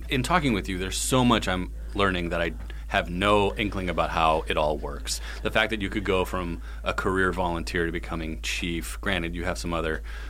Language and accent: English; Massachusetts, United States; growing up in Massachusetts